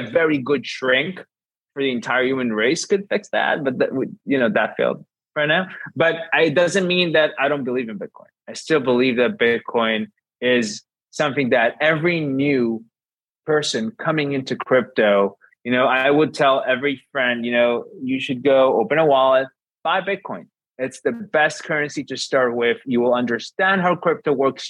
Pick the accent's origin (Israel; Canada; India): Israel; I'm from Israel.